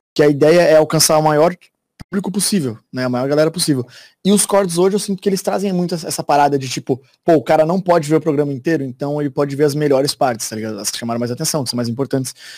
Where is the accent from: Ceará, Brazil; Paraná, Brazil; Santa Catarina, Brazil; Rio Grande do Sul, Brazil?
Santa Catarina, Brazil; Florianópolis; moved away as an adult; now in São Paulo, Brazil; eu sou de Floripa